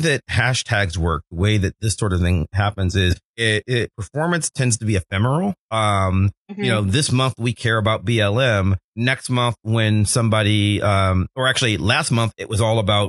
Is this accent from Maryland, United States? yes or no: no; Cleveland, Ohio, United States; I'm from Cleveland